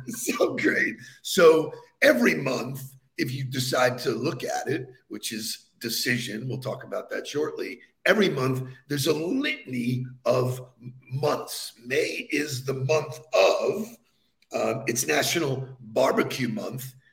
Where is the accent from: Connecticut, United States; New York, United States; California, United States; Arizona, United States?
New York, United States; Baldwin; my hometown of Baldwin, Long Island